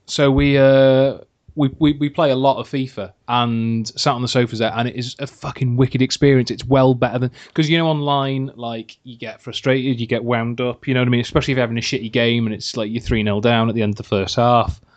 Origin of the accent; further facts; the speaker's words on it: Wales, United Kingdom; I'm in Wales, yeah, I live in Wales. I am Welsh